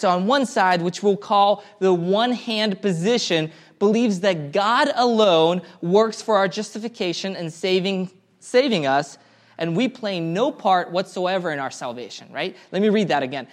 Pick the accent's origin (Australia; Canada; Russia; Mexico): Russia; Karachayevsk, Karachay-Cherkessia; moved away; I was born in Karachaevsk, Russia.